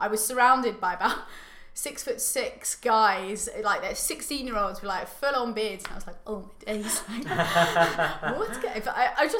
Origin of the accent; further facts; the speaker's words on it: Tunbridge Wells, South East England, United Kingdom; I grew up in Tunbridge Wells